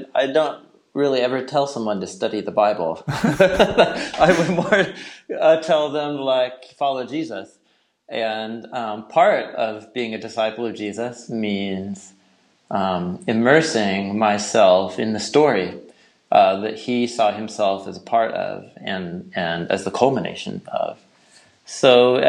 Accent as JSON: {"language": "English", "town": "Portland", "region": "Oregon", "country": "United States", "said": "I hail from Portland, Oregon"}